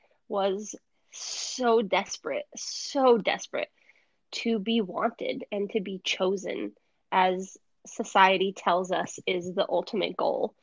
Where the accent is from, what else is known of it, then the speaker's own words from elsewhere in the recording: New Hampshire, United States; moved away as an adult; now in South Florida, United States; I was born and raised in New Hampshire